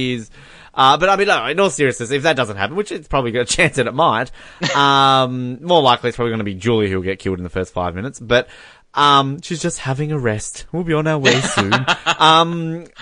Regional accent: Tasmania, Australia; I'm from Tasmania

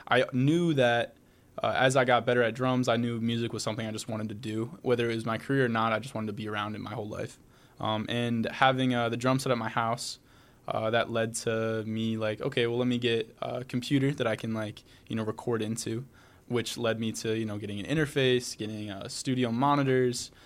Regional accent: Medina, Ohio, United States; I am from Medina, about 35 minutes from Akron. Grew up, born and raised, went to Medina High School

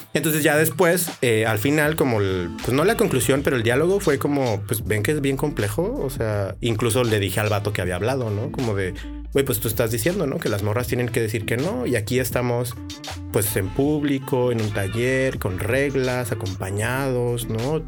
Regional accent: Tijuana, Baja California, Mexico; also born or lived in Chihuahua; acá en Tijuana y pues yo crecí en el Florido

